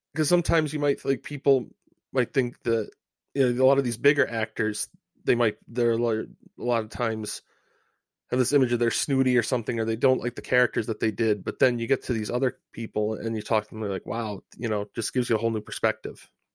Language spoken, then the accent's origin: English; Rhode Island, United States; I'm from Rhode Island.